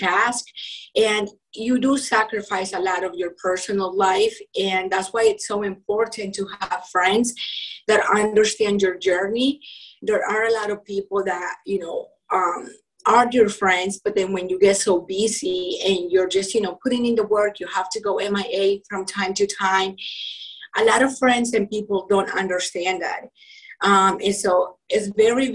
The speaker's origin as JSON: {"language": "English", "country": "Colombia", "tie": "born or raised there", "also_born_or_lived": "Utah", "second_language": "English", "moved": "yes", "lives_now": "United States", "said": "I'm originally from Colombia. And, you know, growing up, I was into sports"}